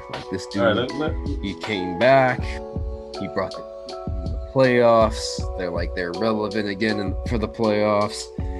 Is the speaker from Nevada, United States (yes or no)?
yes; Nevada, United States; I'm from Nevada